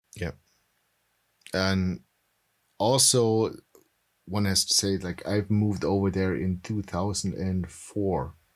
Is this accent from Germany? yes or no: yes; Germany; now in United States; In Germany, I was, I'm dual citizen. So in Germany, I was always the American